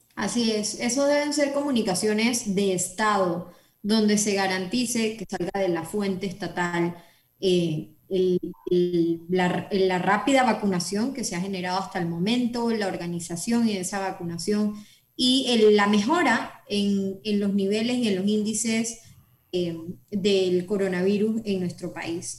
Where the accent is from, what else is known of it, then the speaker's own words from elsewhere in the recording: Panama; nuestro país